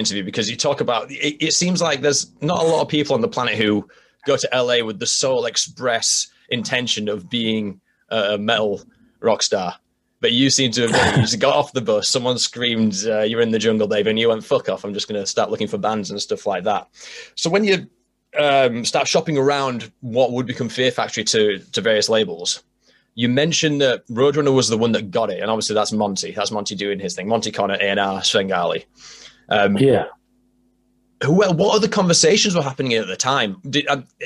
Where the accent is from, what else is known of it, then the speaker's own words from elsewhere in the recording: Halifax, Yorkshire and the Humber, United Kingdom; my hometown of Halifax, UK, the real Halifax